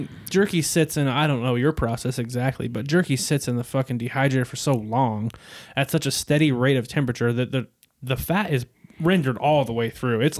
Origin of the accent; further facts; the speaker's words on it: near Paso, California, United States; In my hometown, I guess, in near Paso